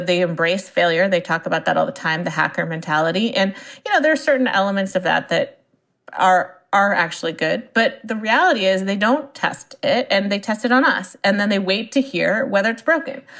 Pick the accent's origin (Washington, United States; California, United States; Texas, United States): California, United States; Silicon Valley; I grew up in Silicon Valley, and my parents were in the software industry